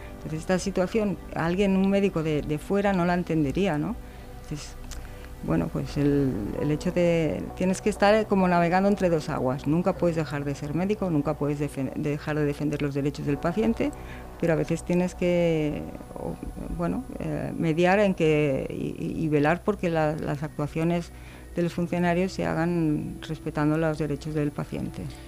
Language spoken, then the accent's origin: Spanish; Barcelona, Catalonia, Spain; moved away as an adult; Yo soy de Barcelona, bueno, era de Barcelona, y vine trasladada para unos días y ya me quedé, llevo 33 años aquí.